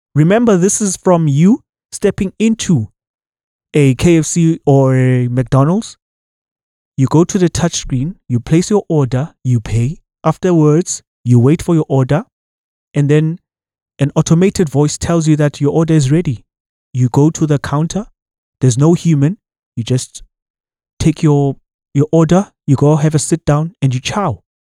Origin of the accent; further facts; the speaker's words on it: South Africa; as a citizen of this country